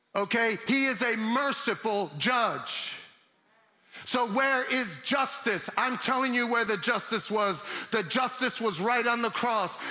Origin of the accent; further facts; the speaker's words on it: New York City, New York, United States; now in Chicago, United States; I'm from Brooklyn